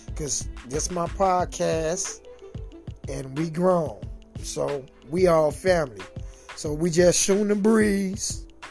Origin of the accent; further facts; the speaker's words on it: Chicago, Illinois, United States; born and raised in Chicago